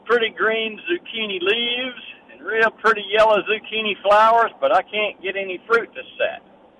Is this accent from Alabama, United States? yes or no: yes; Mobile, Alabama, United States; now in Fairhope, United States; I was born in Mobile